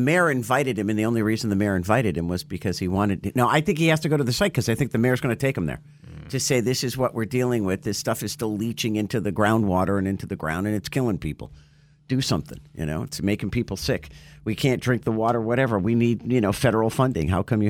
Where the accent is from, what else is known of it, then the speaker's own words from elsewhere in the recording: Rhode Island, United States; now in South Florida, United States; I grew up in Rhode Island.